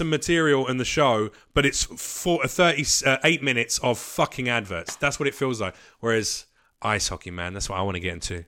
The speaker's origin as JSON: {"language": "English", "country": "United Kingdom", "moved": "yes", "lives_now": "United States", "said": "I'm gonna say this as a Brit"}